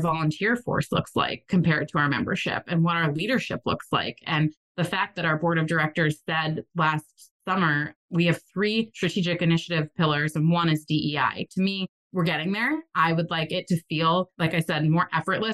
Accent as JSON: {"language": "English", "region": "New England", "country": "United States", "said": "I'm from New England and that's how we are there"}